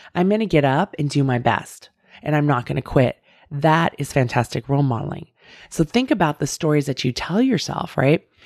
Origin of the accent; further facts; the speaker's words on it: Bay Area, California, United States; I grew up in the Bay Area